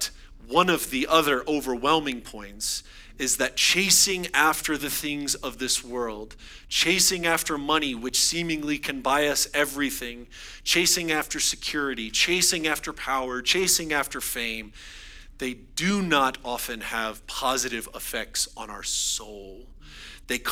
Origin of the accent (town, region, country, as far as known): United States